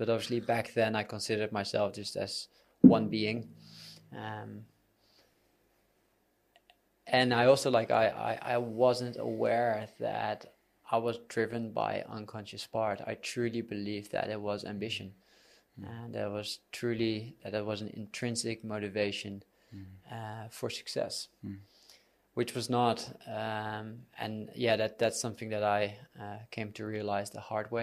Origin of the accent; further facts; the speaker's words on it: Netherlands; moved away as an adult; now in Bali, Indonesia; I'm from the Netherlands. I moved to Bali 6 years ago.